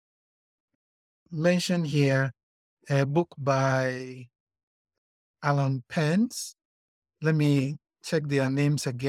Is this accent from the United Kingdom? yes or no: no; Ghana; now in Botswana; I'm also a Ghanaian